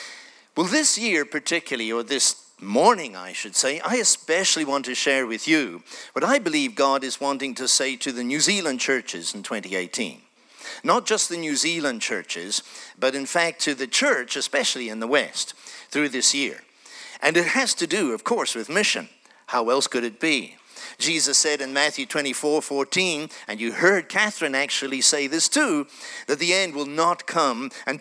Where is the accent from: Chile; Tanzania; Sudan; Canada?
Tanzania; born there; And I was born in Tanzania. My parents were born in Kenya.